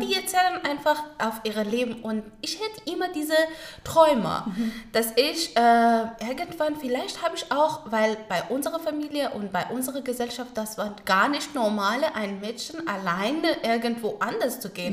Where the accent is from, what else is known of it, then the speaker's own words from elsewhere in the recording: Kabul, Afghanistan; first language Pashto and Dari; German is a second language; moved away as an adult; now in Frankfurt, Germany; ich bin in Kabul geboren, da, dort aufgewachsen